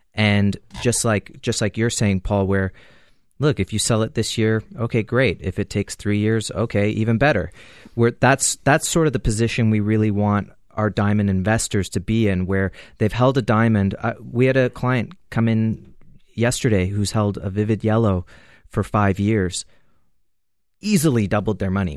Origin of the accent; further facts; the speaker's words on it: Canada; as a Canadian